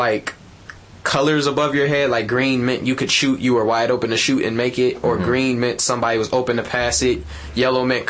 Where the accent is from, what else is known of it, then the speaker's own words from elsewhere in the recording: Detroit, Michigan, United States; I'm from Detroit